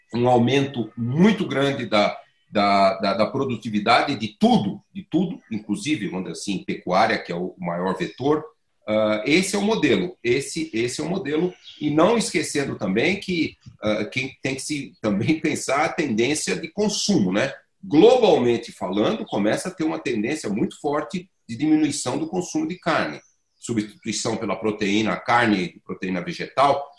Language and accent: Portuguese; near São Paulo, Brazil; tempo de criança eu cresci num bairro eh, perto de São Paulo que era ali da cooperativa agrícola de Cotia